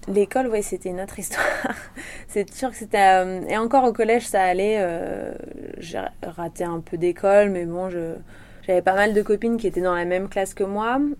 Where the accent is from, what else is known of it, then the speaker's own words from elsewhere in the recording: Réunion; also born or lived in Le Puy-en-Velay, Haute-Loire, France; je suis née en Haute-Loire et euh, mes parents ont déménagé à La Réunion. J'avais 20 mois à peu près.